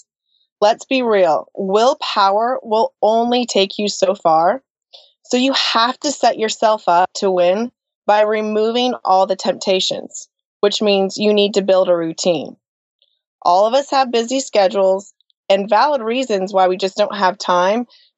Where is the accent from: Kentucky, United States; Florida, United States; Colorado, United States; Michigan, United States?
Colorado, United States; moved away as an adult; also born or lived in Santa Monica, California; now in Nashville, United States; both my husband and I were born and raised in Colorado